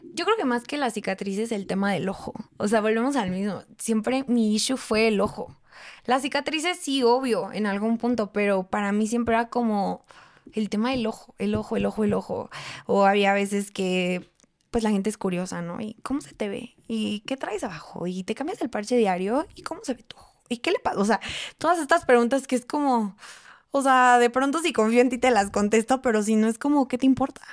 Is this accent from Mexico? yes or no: yes; Mexico City, Mexico; moved away as an adult; tantas personas que somos en la Ciudad de México